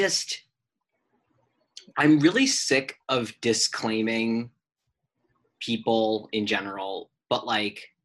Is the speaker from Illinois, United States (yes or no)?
yes; Chicago, Illinois, United States; I'm from Chicago.